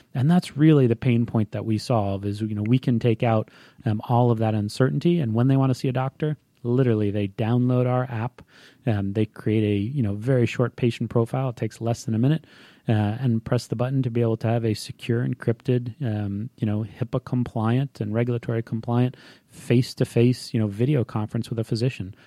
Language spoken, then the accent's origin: English; Hawaii, United States; moved away as an adult; now in Atlanta, United States; I was, uh, born and raised in Hawaii, um, and, uh, from the time I was about six months old until I left for college.